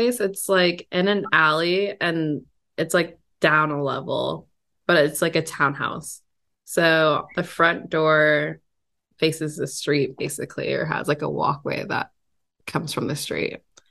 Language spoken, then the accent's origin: English; Redondo Beach, California, United States; I grew up in Redondo Beach, and I went to school for computer science